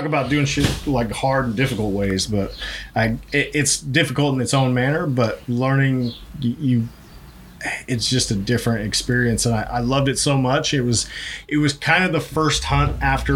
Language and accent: English; Idaho, United States; moved away; I grew up in Idaho. I grew up around the rodeo